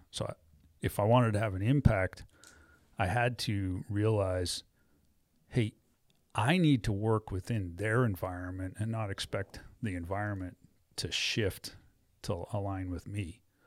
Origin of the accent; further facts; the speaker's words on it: New England, United States; moved away as an adult; also born or lived in Wyoming; growing up in New England